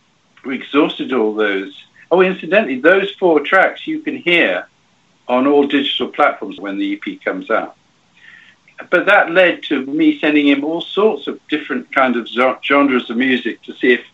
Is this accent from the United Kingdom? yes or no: no; Cuba; moved away; I was brought up in Cuba during the revolution and after for a bit